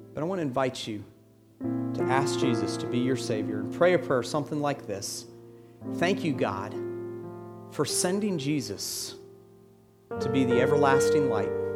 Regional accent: Atlanta, Georgia, United States; I'm from Atlanta. I grew up in Atlanta

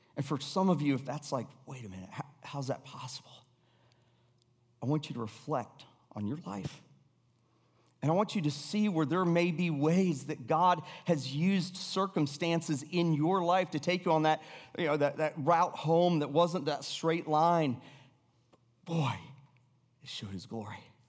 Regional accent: Atlanta, Georgia, United States; moved away; also born or lived in Florida; I, I grew up in Atlanta. We bounced back and forth between Florida and Atlanta, but in eighth grade, I finally ended up in Atlanta.

